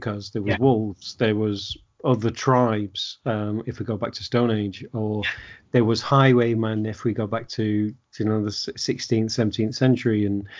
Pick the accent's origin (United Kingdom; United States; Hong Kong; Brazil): United Kingdom; England; being an English person, I know you're Welsh, but being English